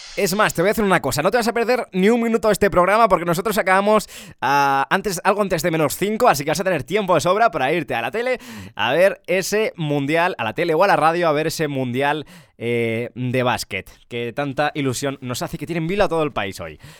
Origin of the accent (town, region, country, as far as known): Ávila, Castile and León, Spain; born or raised there; now in Madrid, Spain